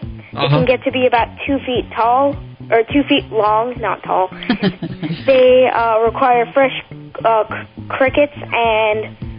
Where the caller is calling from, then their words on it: Sarasota, Florida, United States; Sarasota, Florida.